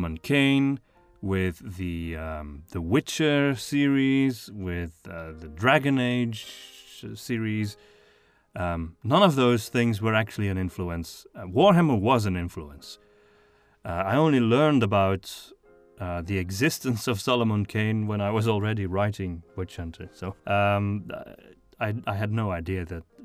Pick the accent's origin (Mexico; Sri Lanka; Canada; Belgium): Belgium; Flanders; first language Flemish; English is a second language; My wife and I are from the northern part of Belgium